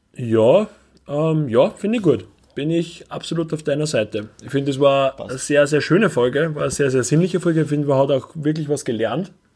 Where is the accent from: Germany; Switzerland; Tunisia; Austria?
Austria; Upper Austria; wir als, als, als Oberösterreicher, die in einer von den ödesten Städten in Österreich wohnen